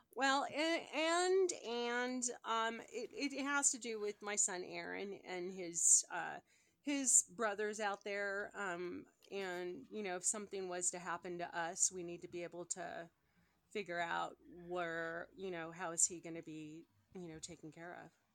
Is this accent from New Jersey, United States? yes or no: no; California, United States; also born or lived in Colorado; now in Denver, United States; I grew up in California